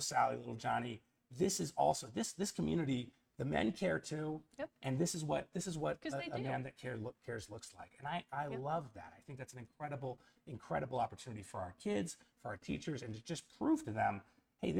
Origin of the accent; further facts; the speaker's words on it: Northern California, United States; now in Craig, United States; I grew up in Northern California